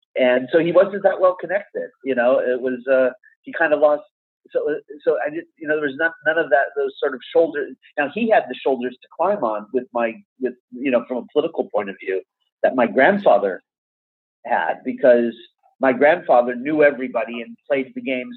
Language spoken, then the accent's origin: English; Beverly Hills, California, United States; I grew up in Beverly Hills